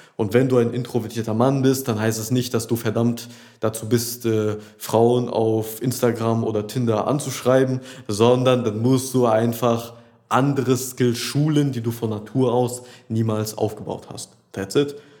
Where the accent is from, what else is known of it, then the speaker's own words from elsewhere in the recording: Rheda-Wiedenbrück, North Rhine-Westphalia, Germany; also born or lived in Düsseldorf; sind wir jetzt von Düsseldorf hierhin in meine Heimatstadt Reda Wiedenbrück zurückgezogen